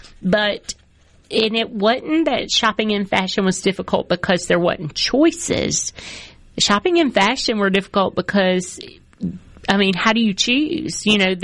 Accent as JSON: {"language": "English", "region": "Mississippi", "country": "United States", "tie": "born or raised there"}